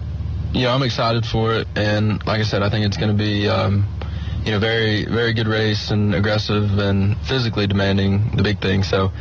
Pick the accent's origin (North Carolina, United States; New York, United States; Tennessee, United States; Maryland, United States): North Carolina, United States; Concord; So I'm from Concord, North Carolina, just outside of Charlotte